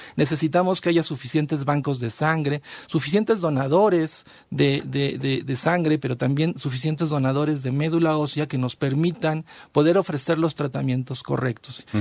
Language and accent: Spanish; Mexico; nosotros como población mexicana